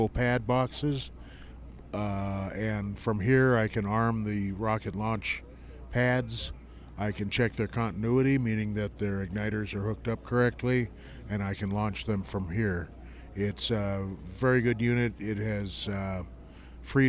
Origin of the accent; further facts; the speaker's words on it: Fresno, California, United States; I'm from Fresno, California